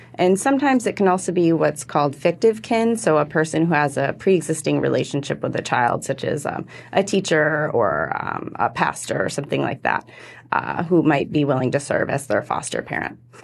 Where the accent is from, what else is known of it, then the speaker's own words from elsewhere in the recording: Michigan, United States; moved away; I'm originally from Michigan